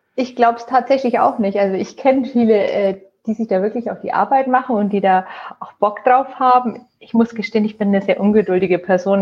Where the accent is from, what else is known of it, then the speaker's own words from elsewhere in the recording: Nuremberg, Bavaria, Germany; ich bin in Nürnberg geboren, äh, bin Franken sozusagen treu geblieben und ähm, ja, liebe mein Frankenland